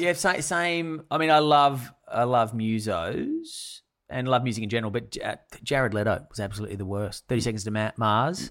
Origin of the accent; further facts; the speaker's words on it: Sydney, New South Wales, Australia; we grew up in the northern beaches